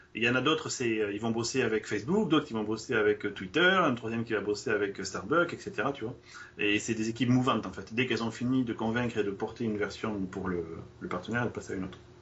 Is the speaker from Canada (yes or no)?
no; France; je suis français